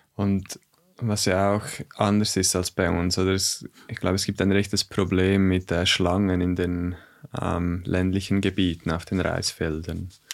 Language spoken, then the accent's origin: German; Switzerland; bei uns in der Schweiz